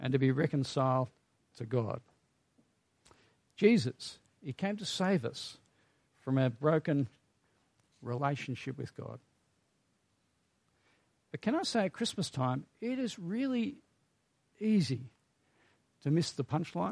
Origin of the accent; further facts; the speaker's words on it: Australia; We are Australian after all